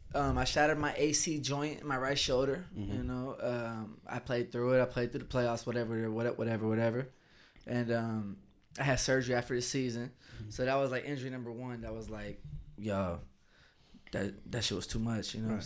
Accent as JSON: {"language": "English", "town": "Atlanta", "region": "Georgia", "country": "United States", "said": "I was in Kansas. I'm from the Atlanta area, you know, and I'm in Kansas for 6 months."}